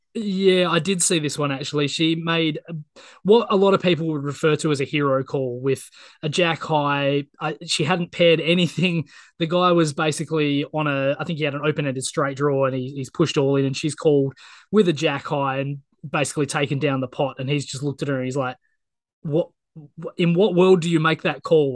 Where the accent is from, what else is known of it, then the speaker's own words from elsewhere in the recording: Australia; As an Aussie